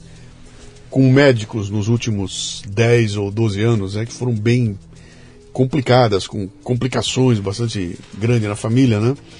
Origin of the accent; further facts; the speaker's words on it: Bauru, São Paulo, Brazil; quando eu era moleque em Bauru